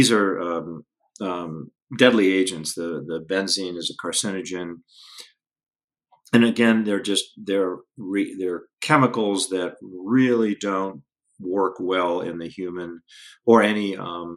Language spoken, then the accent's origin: English; Denver, Colorado, United States; I grew up again in the Denver area in the 70s